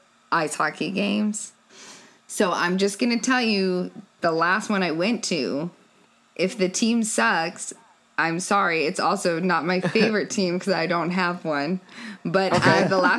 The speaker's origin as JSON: {"language": "English", "town": "Denver", "region": "Colorado", "country": "United States", "tie": "born or raised there", "also_born_or_lived": "Arizona", "moved": "as an adult", "lives_now": "Austin, United States", "said": "I was born in Colorado. Okay. Half of my adolescence was in Arizona. The other half was in Colorado, in Denver."}